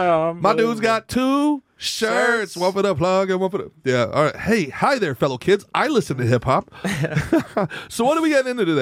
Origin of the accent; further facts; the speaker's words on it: Old Bridge, New Jersey, United States; almost everybody I grew up with in Old Bridge was a New York transplant